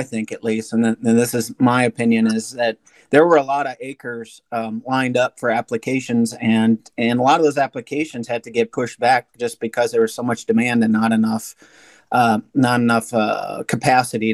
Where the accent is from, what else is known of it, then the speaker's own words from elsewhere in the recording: Wisconsin, United States; now in Illinois, United States; I'm from Wisconsin